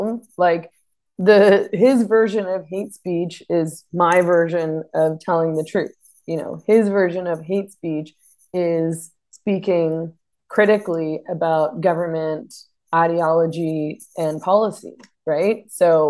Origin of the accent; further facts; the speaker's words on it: Vancouver, British Columbia, Canada; moved away as an adult; now in Sayulita, Mexico; I was born in Vancouver.